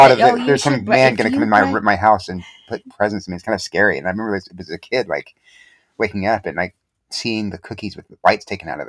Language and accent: English; South Texas, United States; I grew up in South Texas